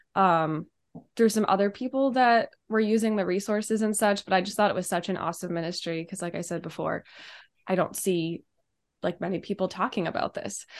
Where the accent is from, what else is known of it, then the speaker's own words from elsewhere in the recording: Steubenville, Ohio, United States; now in Chicago, United States; I'm from Steubenville